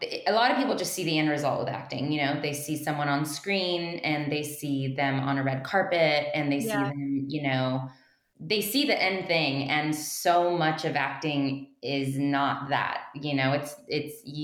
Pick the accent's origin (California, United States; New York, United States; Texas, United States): Texas, United States; Mission; I'm from Mission, Texas